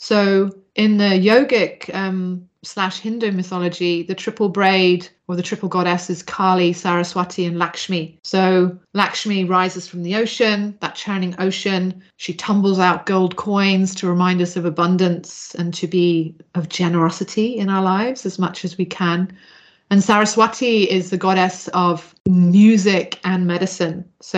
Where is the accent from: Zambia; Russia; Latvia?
Zambia; I grew up in Zambia, the great gift of traveling a lot.